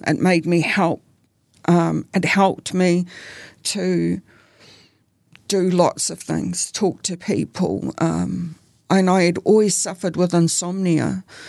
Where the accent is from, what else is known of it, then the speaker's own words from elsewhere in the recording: Auckland, New Zealand; I grew up in Auckland.